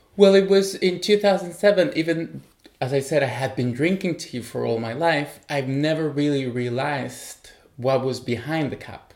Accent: Chile; also born or lived in Taiwan; now in Berlin, Germany; I'm originally from Chile.

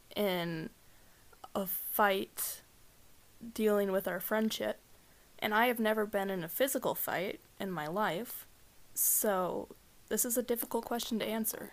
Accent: Seattle, Washington, United States; now in Trout Lake, United States; I grew up in Seattle

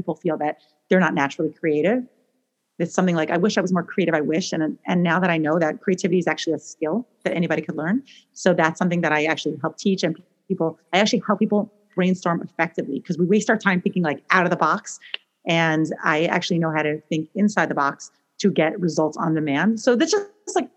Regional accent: New York, United States; moved away as an adult; also born or lived in Israel; now in Portland, United States; I live in Portland, Oregon. I'm originally from New York

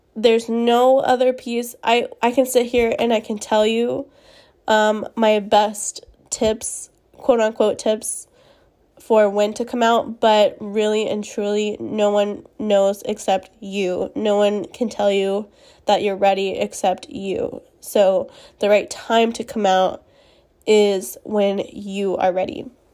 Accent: Spring, Texas, United States; I grew up in a conservative setting in my town. I live in Texas. Um, I'm from Spring, Texas, which is north of Houston

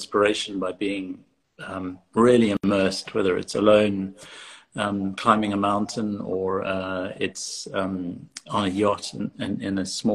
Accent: Cape Town, Western Cape, South Africa; moved away as an adult; also born or lived in London / Johannesburg; now in United Kingdom; I grew up in Cape Town, and I left to study in London in 1996. And I've been more or less based in the UK since then

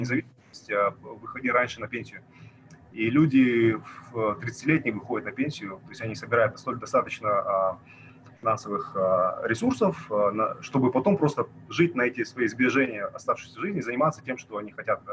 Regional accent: Kazakhstan

